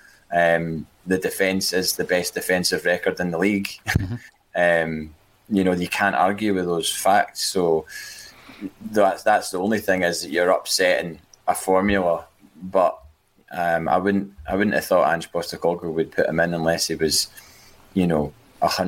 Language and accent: English; Scotland, United Kingdom; also born or lived in Manchester; I was born in Manchester, I was raised in Scotland, but my grandfather's Polish